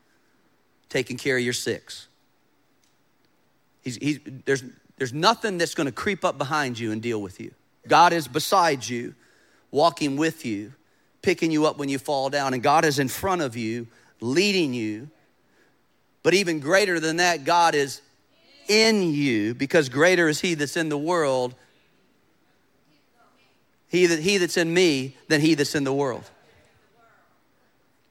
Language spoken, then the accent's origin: English; United States; As an American